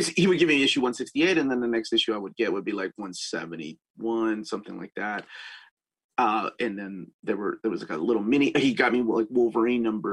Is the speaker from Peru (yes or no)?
yes; Peru; moved away; I grew up in Peru